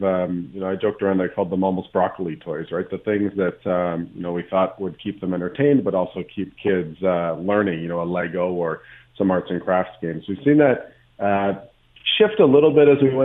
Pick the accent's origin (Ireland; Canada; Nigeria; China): Canada; we're Canadian. We like the winter.